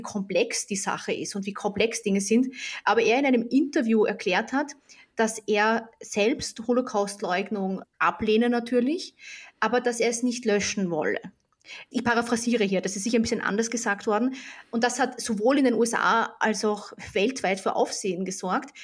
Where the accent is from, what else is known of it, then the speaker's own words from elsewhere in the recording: Austria; ich bin ja Österreicherin